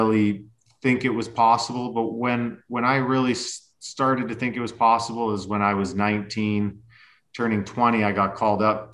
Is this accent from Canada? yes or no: yes; Lethbridge, Alberta, Canada; moved away; just stayed in Lethbridge, Alberta, where I grew up playing club hockey all the way until, well, actually I even played junior too. So I was able to play in my hometown pretty long time